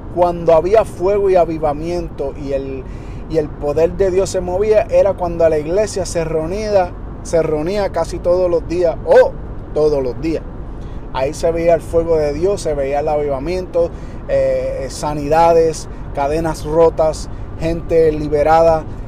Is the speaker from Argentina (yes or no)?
no; Detroit, Michigan, United States; yo me crié en Detroit